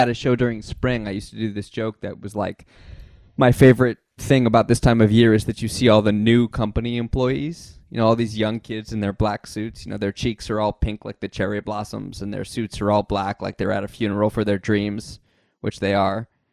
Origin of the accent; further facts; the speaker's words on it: United States; I'm the American in the room